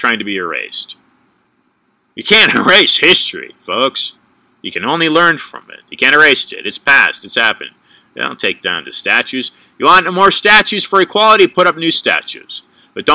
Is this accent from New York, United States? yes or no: no; California, United States; I was born in California